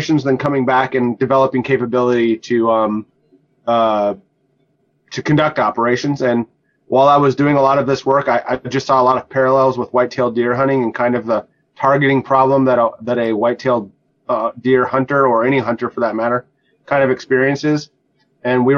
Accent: North Dakota, United States; moved away as an adult; I grew up in North Dakota

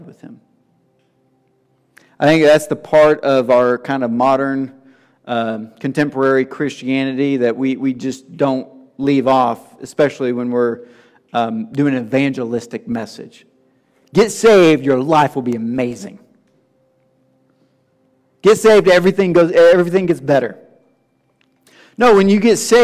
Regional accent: Tennessee, United States; being from the South and growing up in Tennessee

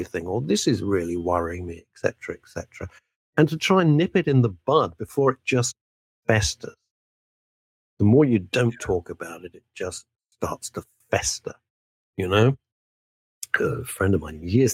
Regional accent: United Kingdom; we're British

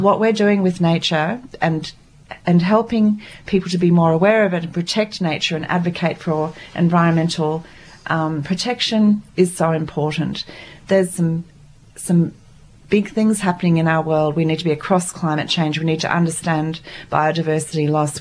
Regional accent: Papua New Guinea; moved away; I was born and brought up in Papua New Guinea

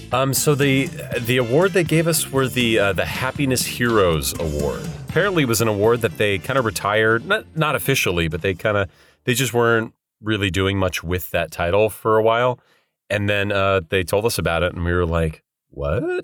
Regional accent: Bay Area, Northern California, United States; now in Los Angeles, United States; I'm not from L A originally. I'm from Northern California, um, Bay Area specifically.

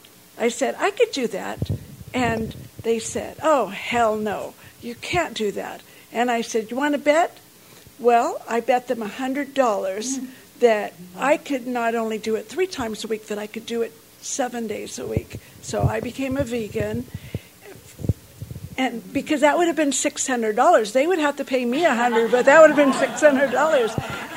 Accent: the South, United States; And I'm from the South, and so there's a lot of meat, right?

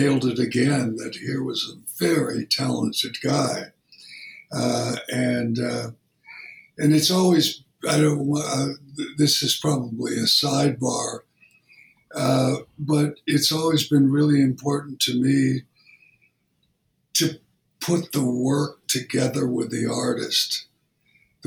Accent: Memphis, Tennessee, United States; I was born in Memphis, Tennessee

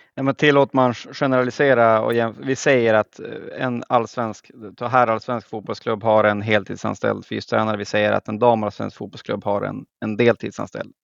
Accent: Skellefteå, Västerbotten County, Sweden; nu är jag från, de flesta har hört att jag är från Norrland, men från Skellefteå

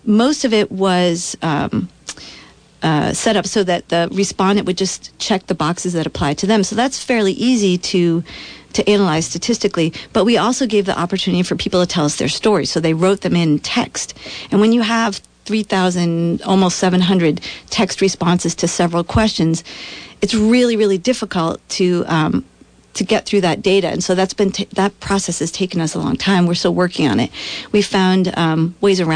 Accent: Vermont, United States; growing up in Vermont in relatively rural places

